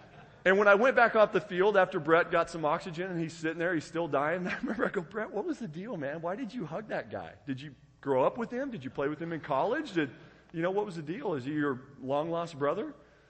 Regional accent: Tenmile, Oregon, United States; There's where I grew up. I grew up outside of Winston, Oregon, 10 Mile, Oregon.

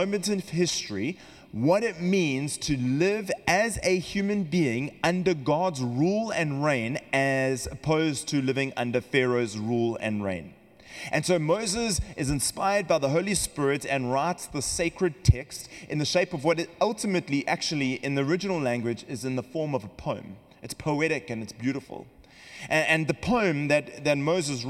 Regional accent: Western Cape, South Africa; accent: South African; now in California, United States; We come from South Africa, if you've noticed the accent, and we in the Cape region of South Africa

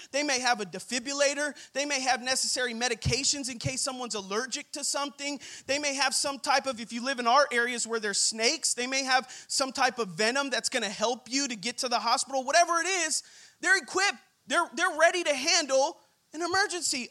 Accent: Rancho Cucamonga, California, United States; I'm from the Inland Empire, from Rancho Cucamonga

